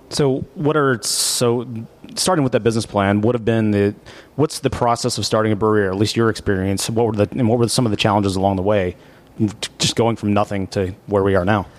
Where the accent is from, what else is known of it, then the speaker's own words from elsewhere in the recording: Abilene, Texas, United States; now in Dallas, United States; we grew up in Abilene